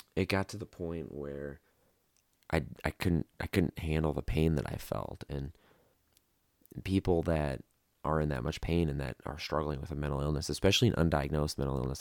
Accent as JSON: {"language": "English", "region": "Midwest", "country": "United States", "tie": "born or raised there", "moved": "as an adult", "lives_now": "Las Vegas, United States", "said": "I was born and raised in the Midwest"}